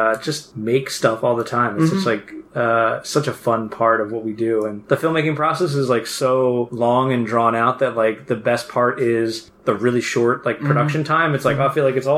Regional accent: Philadelphia, Pennsylvania, United States; I'm a filmmaker from Philadelphia.

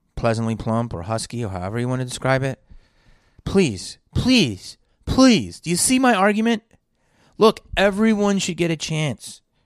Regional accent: Philadelphia, Pennsylvania, United States; growing up in Philly

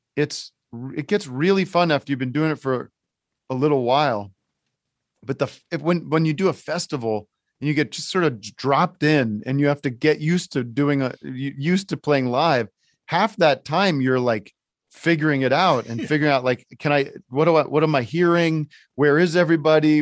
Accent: Allentown, Pennsylvania, United States; I grew up in Allentown

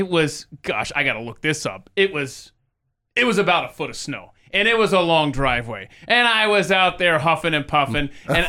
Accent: Atlanta, Georgia, United States; Atlanta, Georgia.

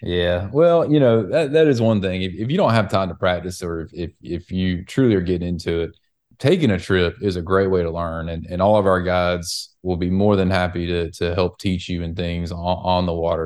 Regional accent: the South, United States; us in the South

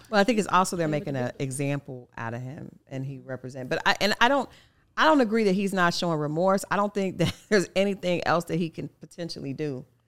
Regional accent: Oklahoma, United States; I grew up in Oklahoma

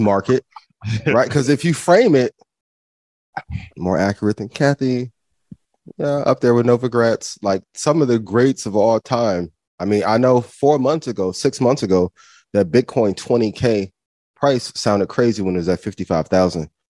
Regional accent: Indiana, United States; I'm from Indiana

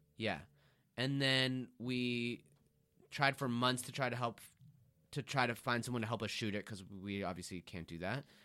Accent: Beverly Hills, California, United States; I'm from Beverly Hills

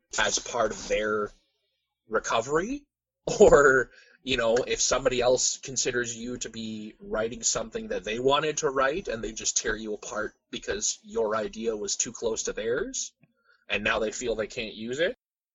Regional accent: Canada; we as Canadians

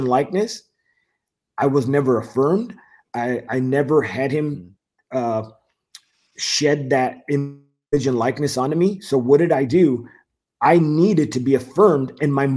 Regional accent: Whittier, California, United States; moved away as an adult; also born or lived in Fayetteville, North Carolina; the city of Whittier in Los Angeles. Mm-hmm. Grew up there

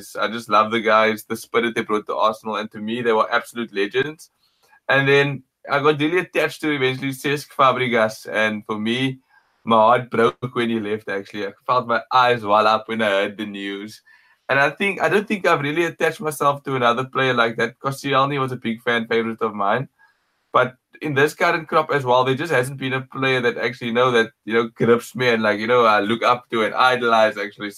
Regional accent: Cape Town, Western Cape, South Africa; I'm from Cape Town

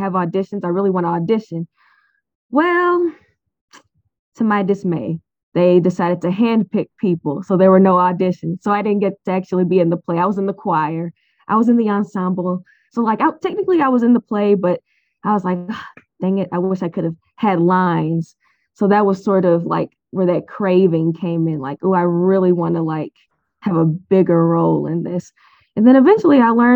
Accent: St. Louis, Missouri, United States; I was born and raised in St. Louis, Missouri, St. Louis County

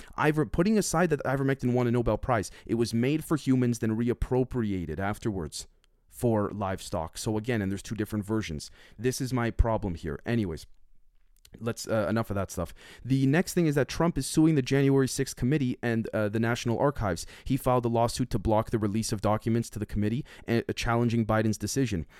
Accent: Canada; I'm Canadian

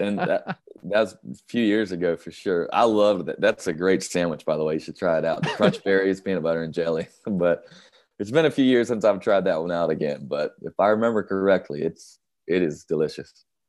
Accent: North Carolina, United States; I love my home state

